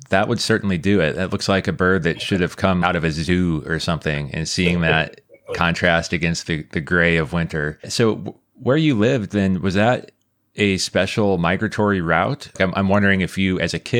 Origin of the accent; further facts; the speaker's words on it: Midwest, United States; I grew up in the Midwest